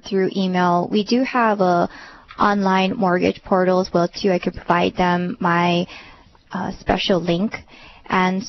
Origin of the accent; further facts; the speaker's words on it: Oahu, Hawaii, United States; I was born and raised on Oahu.